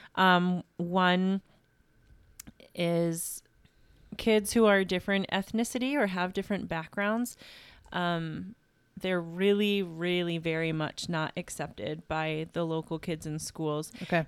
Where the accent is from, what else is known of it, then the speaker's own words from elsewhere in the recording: Carthage, New York, United States; I'm originally from Carthage, New York. And yeah, grew up in a small town, loved it so much